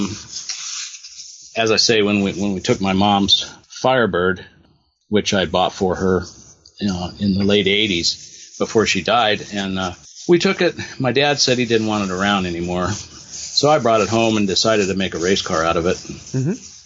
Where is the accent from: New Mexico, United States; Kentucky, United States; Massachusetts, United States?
New Mexico, United States; Albuquerque; I grew up in New Mexico in Albuquerque